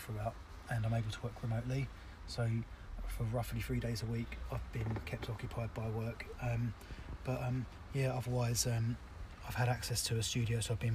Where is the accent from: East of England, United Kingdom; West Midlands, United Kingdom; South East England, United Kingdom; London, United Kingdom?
East of England, United Kingdom; Southend-on-Sea; I'm from Southend